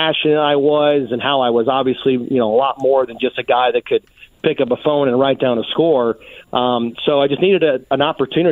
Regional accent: Indianapolis, Indiana, United States; I grew up here. I grew up on the South Side, grew up watching the Colts

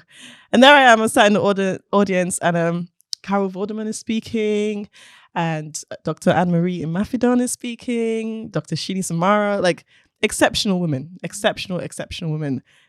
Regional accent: Nigeria; And being Nigerian as well, it's like, but isn't that like something for a man?

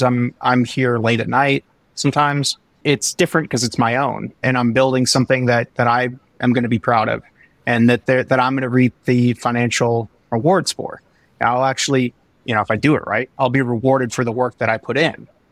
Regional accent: Midwest, United States; I'm from the Midwest

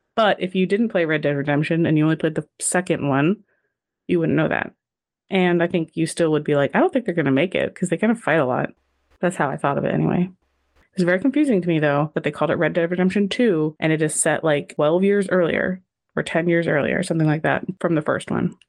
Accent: California, United States; me being from California, having a cowboy festival in my hometown every freaking year

